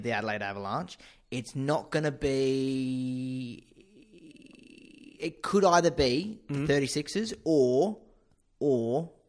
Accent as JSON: {"language": "English", "region": "England", "country": "United Kingdom", "moved": "yes", "lives_now": "Australia", "said": "despite being British and English..."}